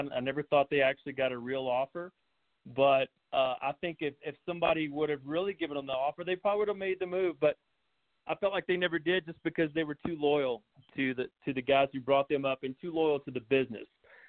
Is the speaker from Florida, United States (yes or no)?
no; West Tennessee, United States; Growing up in West Tennessee